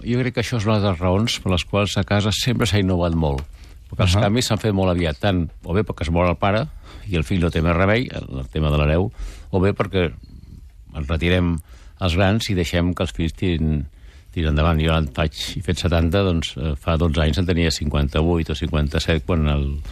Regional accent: Penedès, Catalonia, Spain; Nosaltres som del Penedès, per tant, es movem per allà

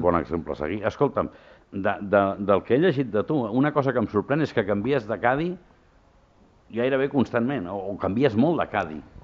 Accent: Barcelona, Catalonia, Spain; jo sempre dic que sóc el Raval, i és veritat, jo vaig néixer al Raval

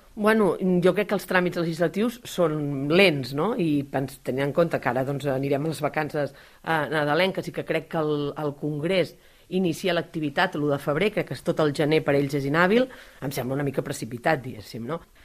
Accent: Caldes d'Estrac, Catalonia, Spain; vaig néixer a Caldes d'Estrac, és el poble més petit de la comarca, a la vora del mar, és el lloc on visc, on he crescut

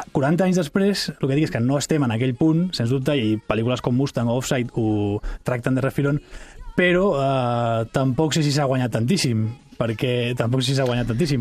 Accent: Catalonia, Spain; Nosaltres, com a, com a societat catalana

